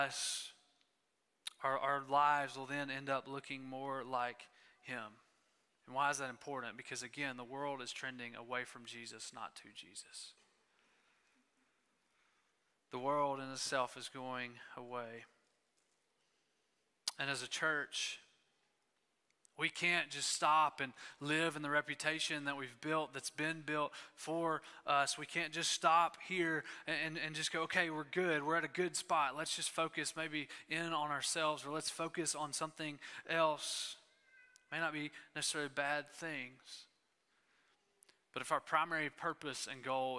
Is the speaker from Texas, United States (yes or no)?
yes; East Texas, United States; I grew up in East Texas